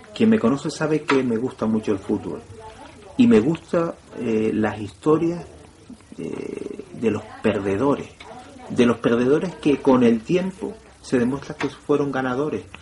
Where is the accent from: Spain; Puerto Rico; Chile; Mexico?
Spain; Canary Islands; Nosotros los canarios